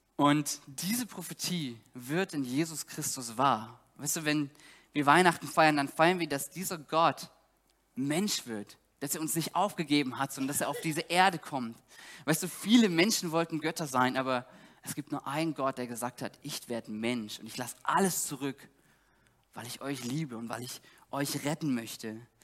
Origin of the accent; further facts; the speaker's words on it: Saxony, Germany; moved away as an adult; now in Greifswald, Germany; Ich komme aus Sachsen